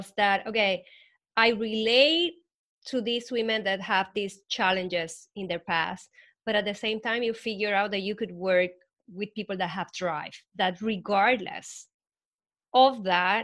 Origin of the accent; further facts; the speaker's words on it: Puerto Rico; moved away as an adult; now in United States; I grew up in Puerto Rico, and the criminality is really high